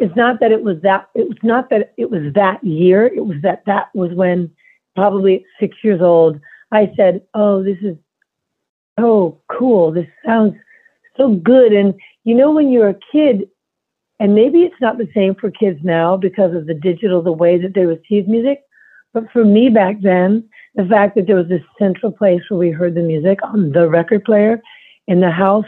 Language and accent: English; New York City, New York, United States; I grew up in Manhattan